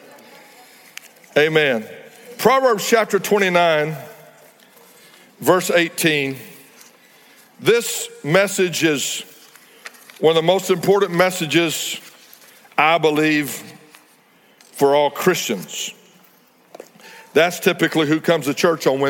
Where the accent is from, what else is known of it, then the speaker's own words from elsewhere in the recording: Texas Panhandle, United States; also born or lived in North Fort Worth, Texas; I grew up in the Texas Panhandle where there was a lot of open range at the time